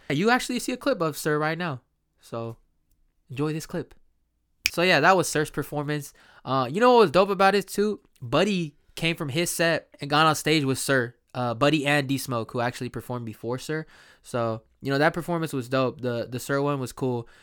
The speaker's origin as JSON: {"language": "English", "town": "Sacramento", "region": "California", "country": "United States", "tie": "born or raised there", "said": "here in my hometown, Sacramento, uh, Sacramento, California"}